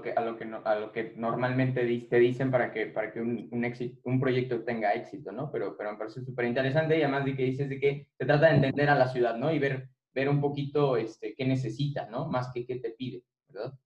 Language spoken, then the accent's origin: Spanish; Irapuato, Guanajuato, Mexico; soy, soy de Irapuato